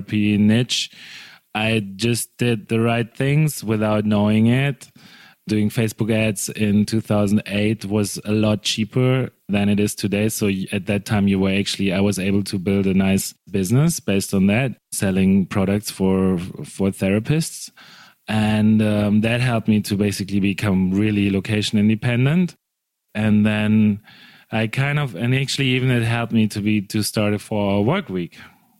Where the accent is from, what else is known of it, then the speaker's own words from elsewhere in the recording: Germany; moved away as an adult; also born or lived in Cape Town, South Africa; I'm from Germany, but in 2005, I went to study in Cape Town.